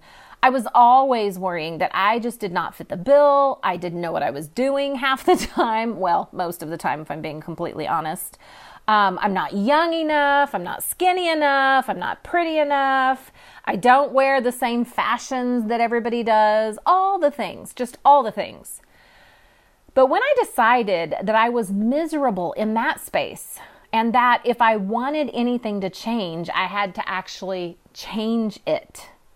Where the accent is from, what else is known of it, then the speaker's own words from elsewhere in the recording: California, United States; now in Oklahoma, United States; I'm actually transplanted from California. And I wouldn't trade it for the world.